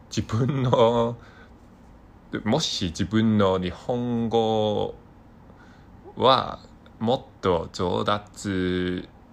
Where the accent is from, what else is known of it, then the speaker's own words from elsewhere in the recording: Hong Kong; Japanese is a second language; 私の出身は香港です。香港人です。